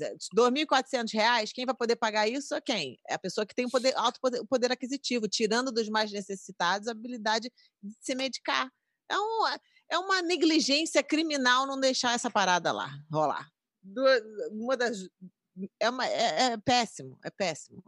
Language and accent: Portuguese; Rio de Janeiro, Brazil; Sou do Rio de Janeiro